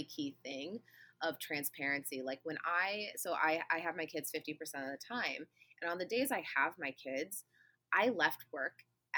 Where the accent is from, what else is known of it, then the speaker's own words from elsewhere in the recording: Midwest, United States; I'm from the Midwest, which is like MLM capital of the world here